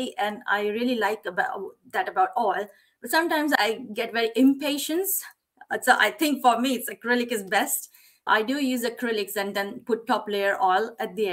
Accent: Gujarat, India; moved away as an adult; now in United Kingdom; We are Gujarati

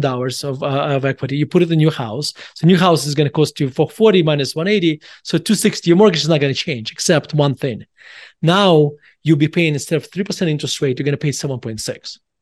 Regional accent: Russia; now in Denver, United States; I was born in Russia, and I moved, my whole, my, my whole family moved to United States in December nineteen ninety-one.

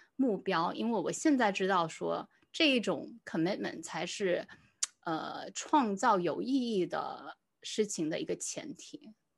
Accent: Singapore; 我算是在新加坡长大

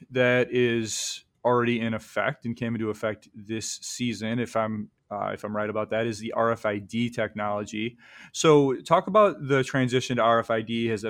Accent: Michigan, United States; now in New York City, United States; I grew up in Michigan skiing Boyne

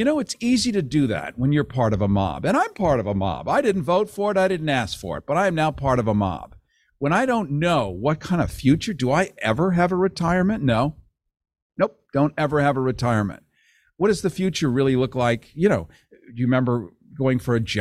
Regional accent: Illinois, United States; moved away; I'm from Illinois originally

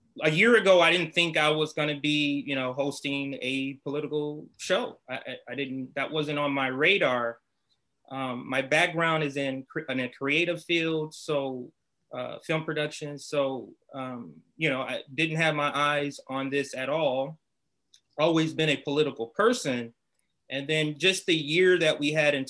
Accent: Compton, California, United States; also born or lived in Los Angeles, United States; I grew up in Compton

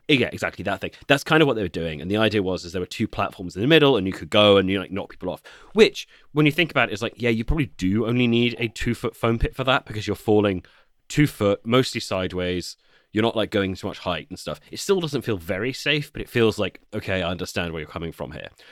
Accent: United Kingdom

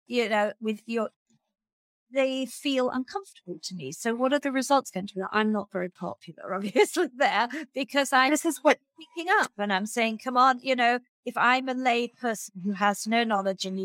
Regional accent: Australia; as an Australian

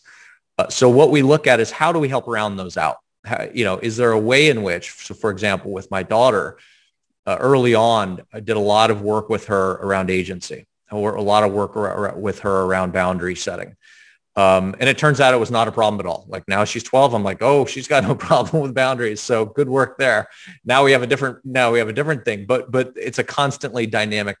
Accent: the South, United States; I was raised in the South

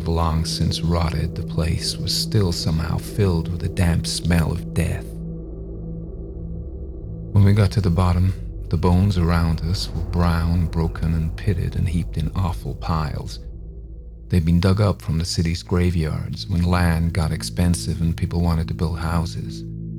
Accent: Atlanta, Georgia, United States; I come from Atlanta, Georgia, though I don't sound like I'm from Atlanta, apparently.

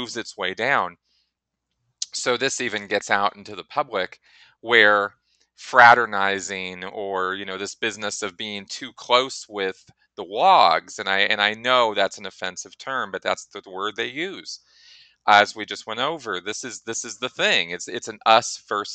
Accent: Pasadena, California, United States; having grown up in Scientology myself in Pasadena, California, same area

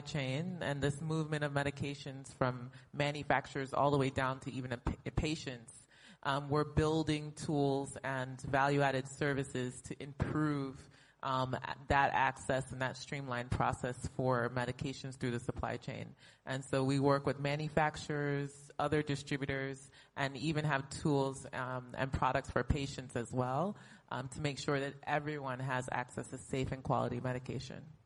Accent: United States; moved away as an adult; also born or lived in Brazil; now in Lagos, Nigeria; born and raised in the United States

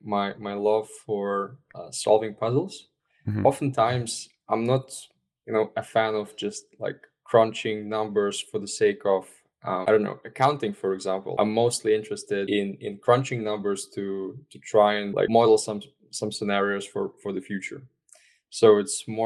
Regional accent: Estonia; I'm originally from Estonia

